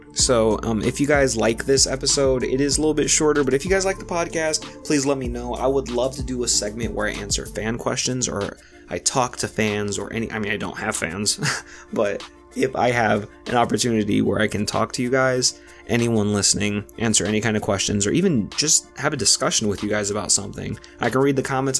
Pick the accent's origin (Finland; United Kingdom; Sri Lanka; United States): United States; Lorain, Ohio; I'm from Lorain, Ohio